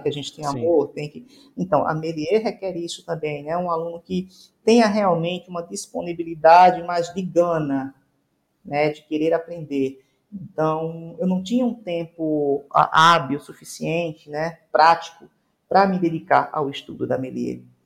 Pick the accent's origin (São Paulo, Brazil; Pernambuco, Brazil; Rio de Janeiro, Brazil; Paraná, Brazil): Pernambuco, Brazil; Recife; moved away; sou recifense, gente. Ah, então, sou nordestino